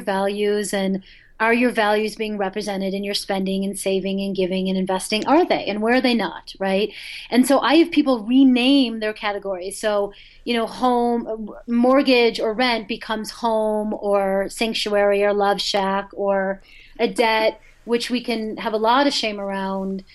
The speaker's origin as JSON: {"language": "English", "town": "Boulder", "region": "Colorado", "country": "United States", "tie": "born or raised there", "said": "the Boulder Bookstore, my hometown"}